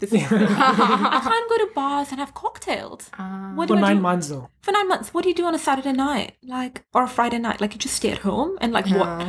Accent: Thailand; like being Indian growing up in Thailand, going to public school was like not even like something that was ever discussed.

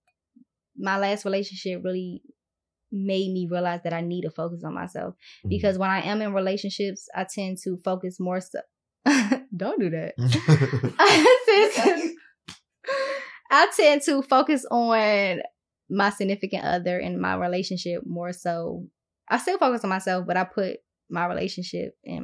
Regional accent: Washington, District of Columbia, United States; moved away as an adult; now in Atlanta, United States; I was born in Washington, D.C. So I'm first generation in the United States

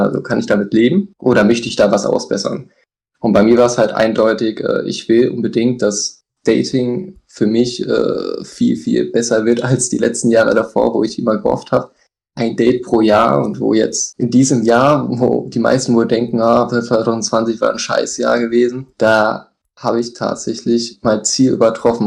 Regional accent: Hesse, Germany; ich komme hier aus dem Hessen, aus dem Herzen von Deutschland

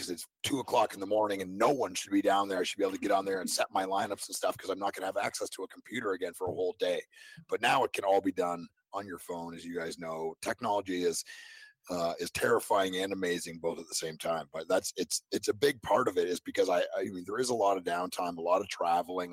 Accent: Canada; now in Nashville, United States; I grew up in Canada.

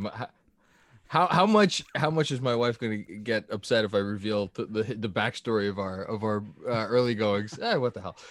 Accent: New York City, New York, United States; I grew up in, in Staten Island

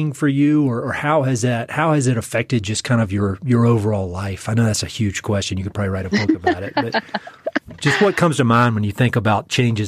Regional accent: North Carolina, United States; And, you know, we're from North Carolina, where they just go insane with the wedding gifts

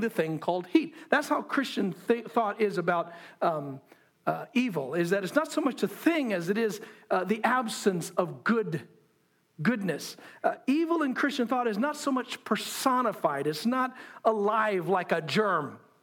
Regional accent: United States; I'm an American

